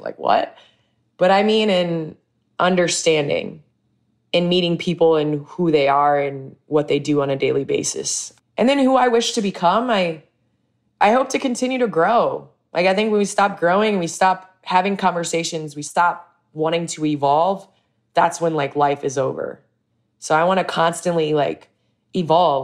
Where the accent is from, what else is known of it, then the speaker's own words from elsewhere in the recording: Chicago, Illinois, United States; moved away as an adult; also born or lived in Los Angeles; I came back home